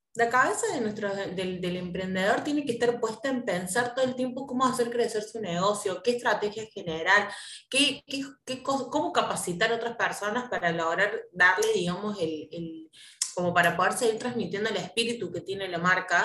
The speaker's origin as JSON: {"language": "Spanish", "region": "Córdoba", "country": "Argentina", "said": "nosotros somos de Córdoba"}